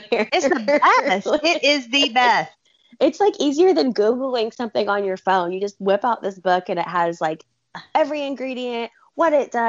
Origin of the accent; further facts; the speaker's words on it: Alabama, United States; also born or lived in Portland, Oregon / California / Arizona; so I'm from Alabama originally. I mean, I've lived all over the country.